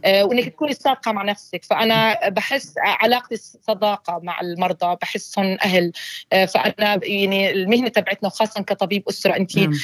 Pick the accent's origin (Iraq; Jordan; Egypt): Jordan; first language Arabic; moved away as an adult; also born or lived in Ukraine; now in Australia; اصلي انا أيوة. آه، من الاردن